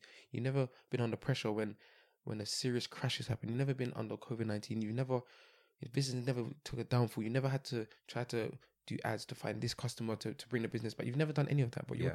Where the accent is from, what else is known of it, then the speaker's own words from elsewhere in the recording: London, United Kingdom; born and bred in London